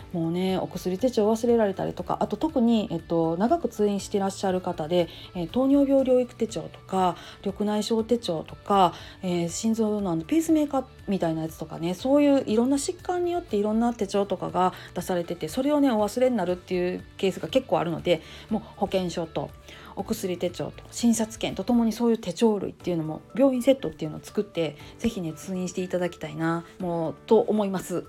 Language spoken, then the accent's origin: Japanese; Kansai, Japan; accent: Kansai-ben; 関西弁でなんやかんや思ったことをかい、えー、ゆういちらかす感じでやっております